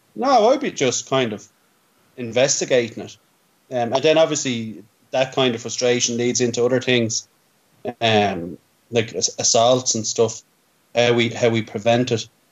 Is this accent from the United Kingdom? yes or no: no; Ireland; as Irish people